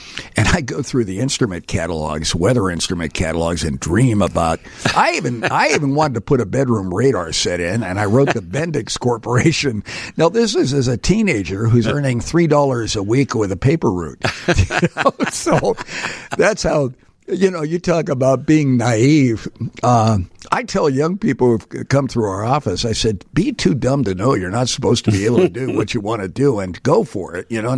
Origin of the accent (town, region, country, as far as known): New Jersey, United States; born or raised there; also born or lived in Pittsburgh, Pennsylvania / Aurora, Illinois; now in Chicago, United States